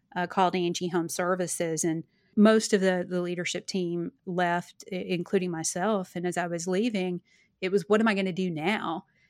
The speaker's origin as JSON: {"language": "English", "region": "Arkansas", "country": "United States", "tie": "born or raised there", "moved": "yes", "said": "my hometown in Arkansas"}